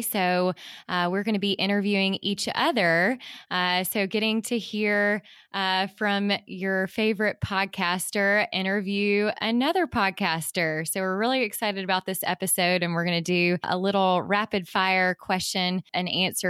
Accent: Mississippi Delta, United States; born or raised there

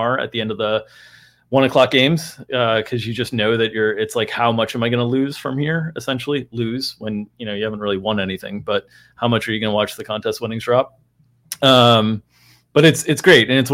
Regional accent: South Florida, United States; I grew up in South Florida

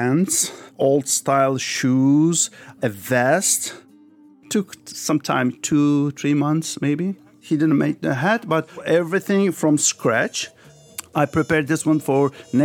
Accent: Istanbul, Turkey; also born or lived in Paris, France; I was born in France, Paris, but when I was 5 years old, my family moved back to Turkey. So I grew up in Turkey, Istanbul.

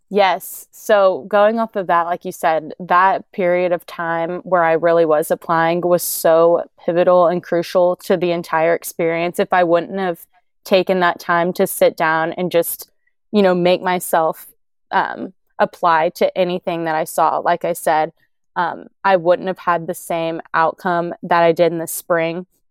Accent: Oklahoma, United States; I've born and raised in Oklahoma. I've always lived around here

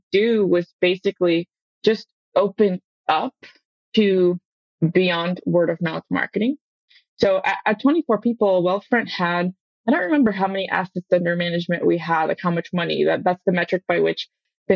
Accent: Palo Alto, California, United States; I was born in Palo Alto.

